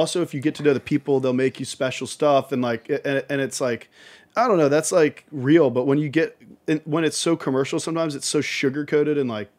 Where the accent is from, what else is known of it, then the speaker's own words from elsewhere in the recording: Richmond, Virginia, United States; I'm from Richmond, Virginia, outside of Richmond, Virginia.